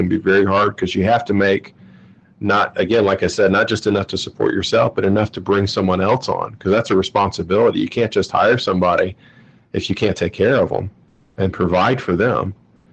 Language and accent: English; Georgia, United States; now in Cincinnati, United States; I'm from Georgia